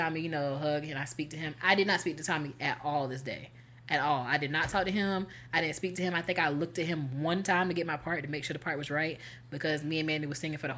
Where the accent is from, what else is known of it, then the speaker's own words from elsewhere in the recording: North Carolina, United States; moved away; He was from my hometown, North Carolina